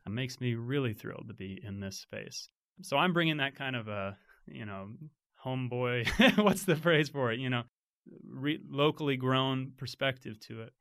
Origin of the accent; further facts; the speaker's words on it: Fayetteville, Arkansas, United States; I grew up in Fayetteville